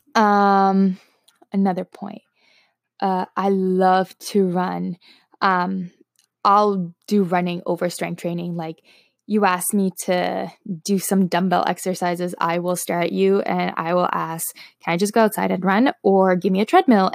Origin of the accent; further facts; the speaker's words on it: Toronto, Ontario, Canada; first language Slovak; English is a second language; I am from Toronto, Canada, born and raised.